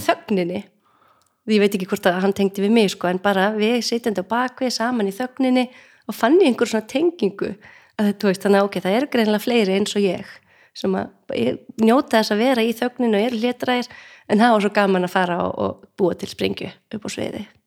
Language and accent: Icelandic; North Iceland, Iceland; moved away; við erum bæði að norðan